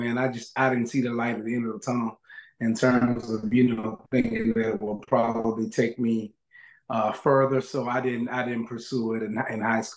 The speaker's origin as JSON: {"language": "English", "town": "Tallahassee", "region": "Florida", "country": "United States", "tie": "born or raised there", "said": "I'm born and raised in Tallahassee"}